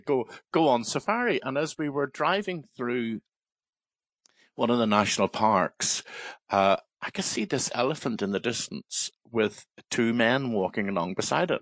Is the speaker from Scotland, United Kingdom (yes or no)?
no; Belfast, Northern Ireland, United Kingdom; I was born in Belfast and I lived very near the Bellevue Zoo on the Antrim Road in Belfast